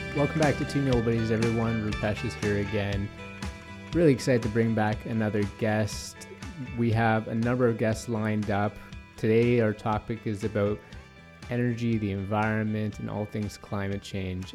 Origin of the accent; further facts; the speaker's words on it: Toronto, Ontario, Canada; I'm from North York as well